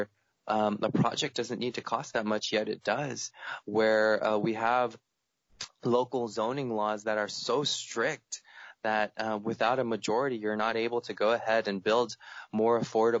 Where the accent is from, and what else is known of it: United States